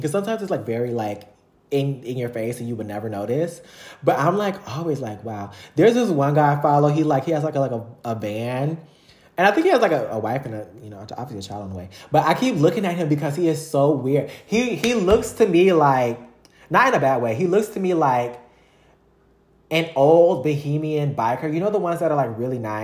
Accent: Louisiana, United States; growing up in Louisiana

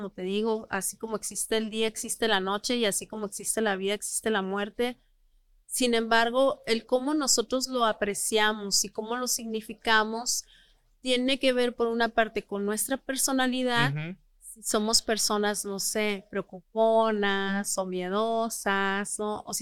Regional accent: northern Mexico, Mexico; Nosotros que somos norteños

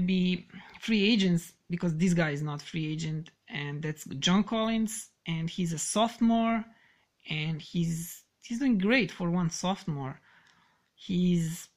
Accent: Serbia; English is a second language; I'm Serbian, so do not mind my bad English

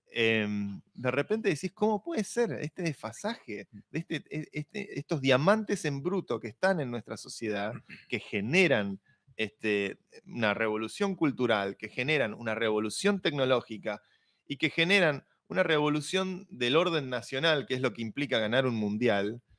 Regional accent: Argentina

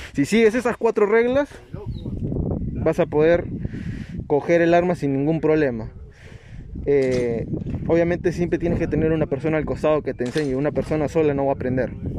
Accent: Nazca, Ica, Peru; moved away; yo soy de Nazca, no, en Nazca no hay muchos polígonos.

